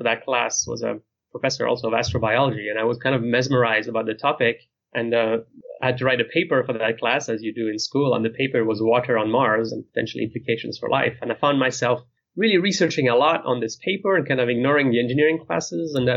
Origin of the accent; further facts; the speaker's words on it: near Geneva, Switzerland; moved away; my hometown is near the city of Geneva, which is in the other side of the country